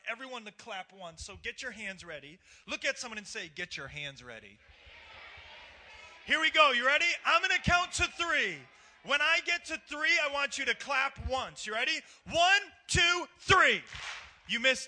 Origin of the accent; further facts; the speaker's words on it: New York, United States; I'm originally from New York.